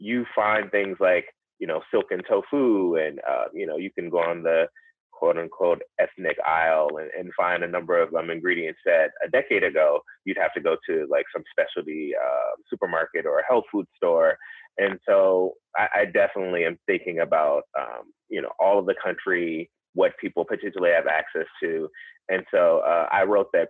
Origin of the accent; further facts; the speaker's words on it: the South, United States; I grew up in the South